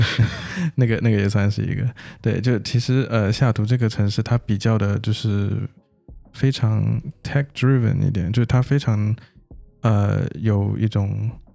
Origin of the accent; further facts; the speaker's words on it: China; also born or lived in United States; 我们不是土生土长在那边，对吧， 对 然后语言这个东西一直都是算是我感觉对于中国人来说， 对 这个比较大的障碍